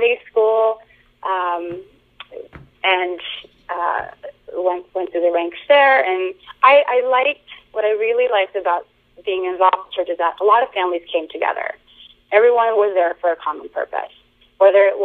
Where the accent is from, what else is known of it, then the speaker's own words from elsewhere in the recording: Boston, Massachusetts, United States; I'm American-born, so I was born and raised in the Boston area